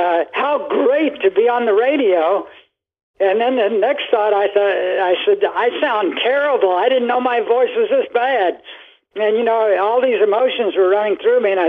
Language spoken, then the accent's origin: English; Kentucky, United States; moved away as an adult; also born or lived in Florida / Alabama / New York; I was raised in Kentucky on a tobacco/horse farm